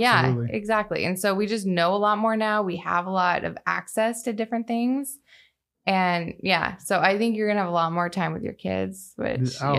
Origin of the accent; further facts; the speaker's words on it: Bothell, Washington, United States; I grew up in Bothell, so it wasn't too far away.